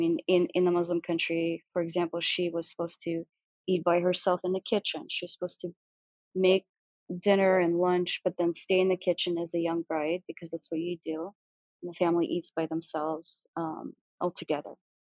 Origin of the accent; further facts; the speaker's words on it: Siberia, Russia; born there; that's how I was born in Russia. I was born in Siberia.